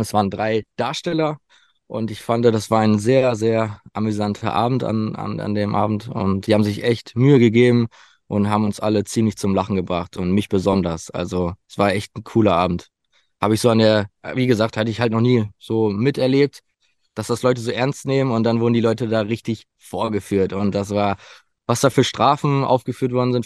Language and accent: German; Sauerland, near Winterberg, North Rhine-Westphalia, Germany; ich komme aus dem Sauerland, Nähe Winterberg.